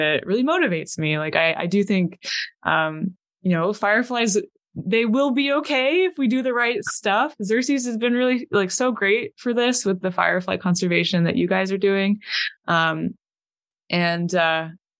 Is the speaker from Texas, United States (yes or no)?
no; Idaho, United States; moved away; I'm from Idaho